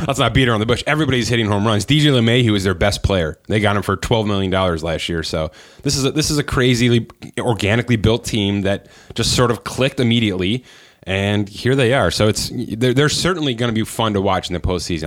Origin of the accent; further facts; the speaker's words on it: Buffalo, New York, United States; We're from Buffalo